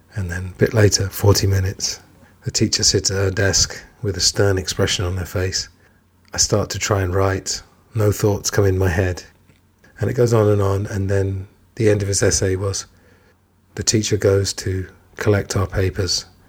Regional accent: England, United Kingdom; I'm English

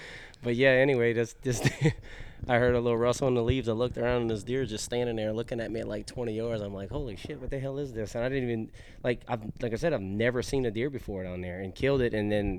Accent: Southern United States, United States; Like I grew up down in the South, like real South, where we didn't even have deer.

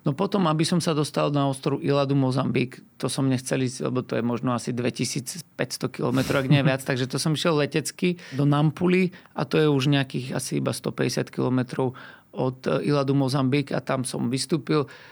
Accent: Slovakia; also born or lived in Brazil; tu u nás v Európe alebo na Slovensku

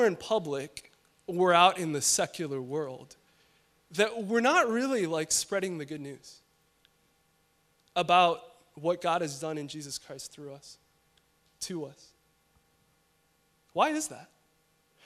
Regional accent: Chicago, Illinois, United States; now in Los Angeles, United States; I'm from Chicago

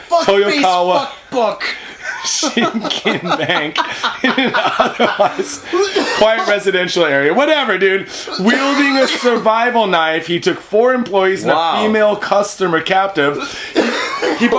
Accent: United States; now in Japan; back home meaning in America, we're from the States

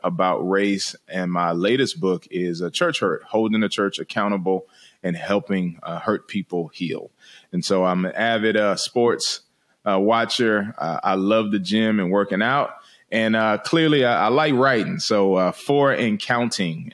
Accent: Washington, District of Columbia, United States; moved away; I'm from originally from Washington D.C.

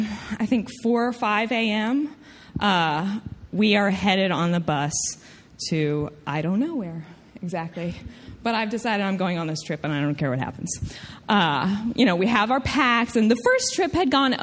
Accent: Tennessee, United States; accent: southern; I'm from Tennessee, I get a southern accent

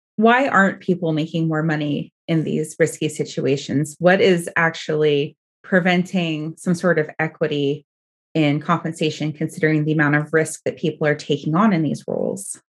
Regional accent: Oregon, United States; I'm from Oregon

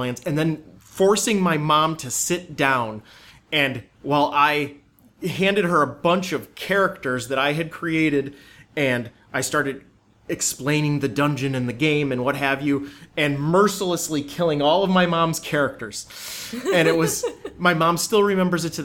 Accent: Amherst, New York, United States; I grew up in Buffalo, New York, or the suburbs of Buffalo, New York, Amherst.

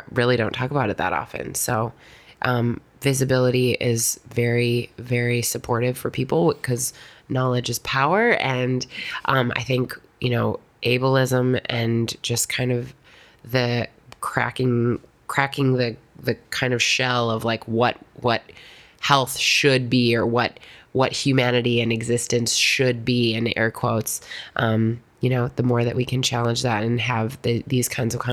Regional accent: Wisconsin, United States; I had a couple friends growing up in Wisconsin

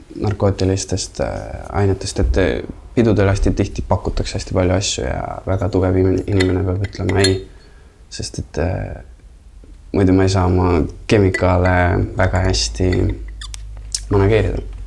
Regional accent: Estonia; also born or lived in United States; siis tuled Eestisse ja milline šokk, sa oled äh, kaheksa-aastane

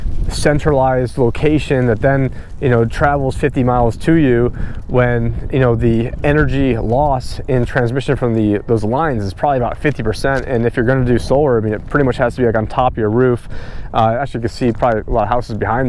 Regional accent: New York, United States; moved away; me growing up in New York

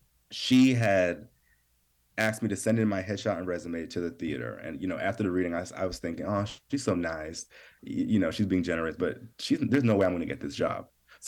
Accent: New York, United States; I was from New York. I wasn't from LA.

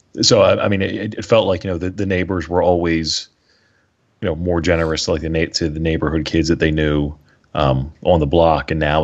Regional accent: Philadelphia, Pennsylvania, United States; growing up in Philadelphia

